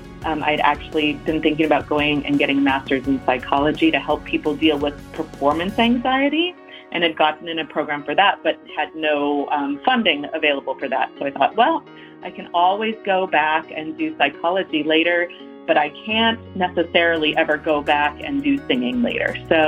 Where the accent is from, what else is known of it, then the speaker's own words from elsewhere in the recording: Santa Barbara, California, United States; moved away as an adult; also born or lived in Boston, Massachusetts; I was born and raised in Southern California